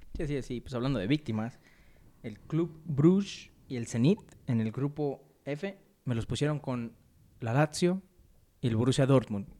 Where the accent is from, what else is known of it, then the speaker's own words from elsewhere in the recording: Mexico; Somos mexicanos